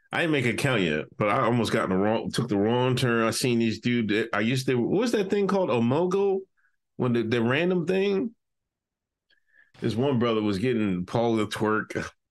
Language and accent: English; Exeter, Pennsylvania, United States; I'm from Exeter, Pennsylvania.